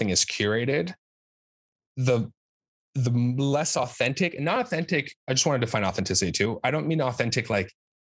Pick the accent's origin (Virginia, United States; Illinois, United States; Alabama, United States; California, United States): California, United States; now in New York, United States; I'm from California